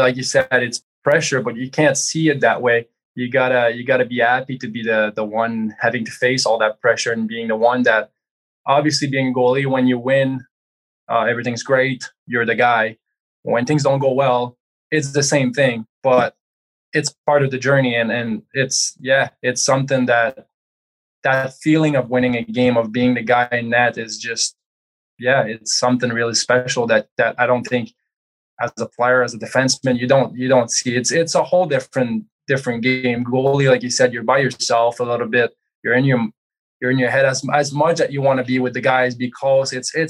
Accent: Quebec, Canada; moved away; growing up, I'm from Quebec

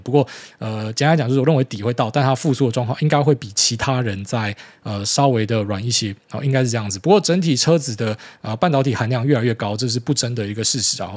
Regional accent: Miaoli County, Taiwan; 我们从小在那种就是非常疯政治的环境长大，就苗栗人他妈的那下班也没事做

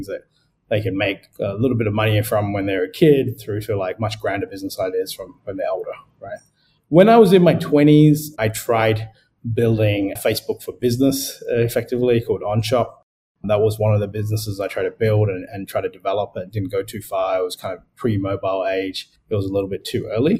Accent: Adelaide, South Australia, Australia; moved away as an adult; also born or lived in Sri Lanka / United Kingdom / United States; now in Singapore; I'm originally Sri Lankan, but I grew up in Australia

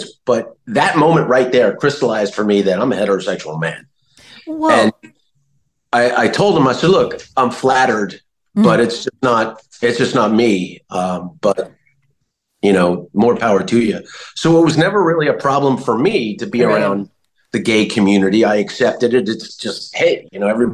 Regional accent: New Jersey, United States; I grew up in New Jersey

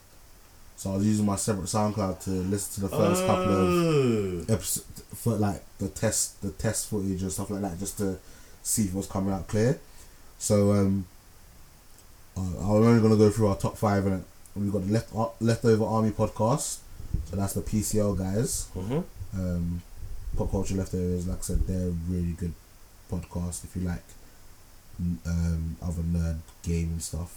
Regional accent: Ghana; now in London, United Kingdom; from my home country, Ghana

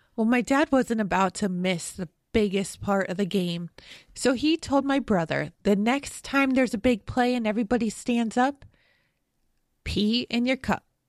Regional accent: Western New York, United States; Growing up in Western New York, I watched plenty of Buffalo Bills N F L games

